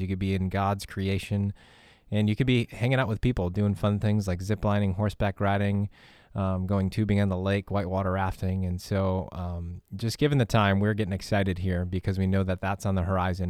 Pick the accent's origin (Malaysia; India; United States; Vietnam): United States; Midwest; growing up in the Midwest